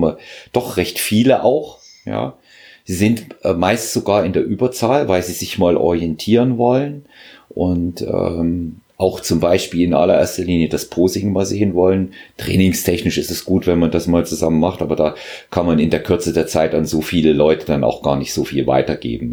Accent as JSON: {"language": "German", "region": "Thuringia", "country": "Germany", "tie": "born or raised there", "moved": "yes", "said": "ich bin ja in Thüringen geboren, wir sagen dort, äh, da ist die Zündschnur kürzer."}